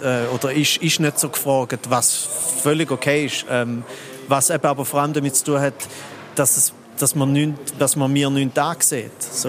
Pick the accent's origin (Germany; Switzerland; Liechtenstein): Switzerland; ich bin nur ein Viertel Schweizer, so, weil ich bin noch ein halb Italiener und ein Viertel Österreicher